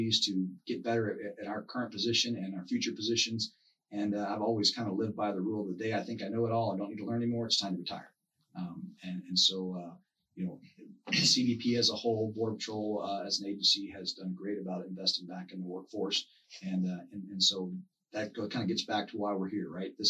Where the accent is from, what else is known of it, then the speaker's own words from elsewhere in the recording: Houston, Texas, United States; moved away as an adult; also born or lived in El Paso / Lordsburg, New Mexico; growing up in Houston